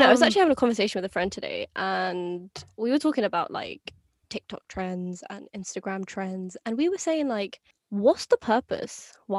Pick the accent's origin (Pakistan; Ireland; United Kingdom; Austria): Pakistan; We're also Pakistani as well, so